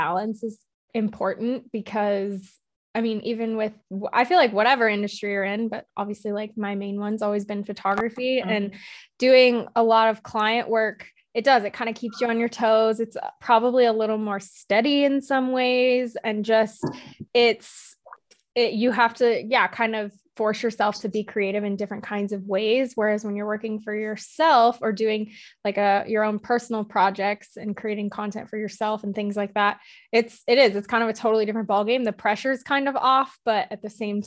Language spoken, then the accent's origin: English; California, United States; I'm from California